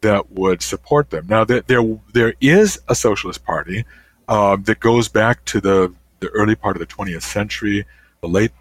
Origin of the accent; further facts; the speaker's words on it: Illinois, United States; now in Canada; when I was growing up, there was a railway that went through my hometown in Illinois